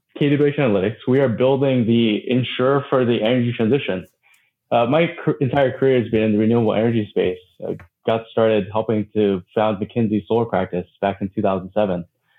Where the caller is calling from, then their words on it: Honolulu, Hawaii, United States; I'm joining from Honolulu, Hawaii.